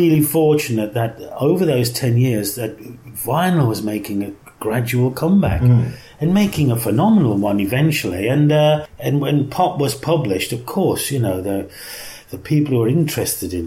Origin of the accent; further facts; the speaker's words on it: Lye, West Midlands, United Kingdom; accent: Black Country; also born or lived in Birmingham; I grew up in the Black Country, which was like 10 miles to the southwest of Birmingham, where I lived in a town called Lye, which was real thoroughbred Black Country